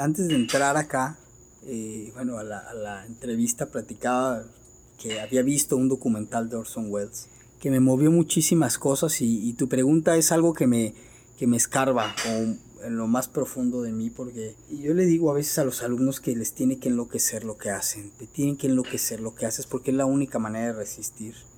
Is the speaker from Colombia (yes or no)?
no; Mexico; como mexicanos tenemos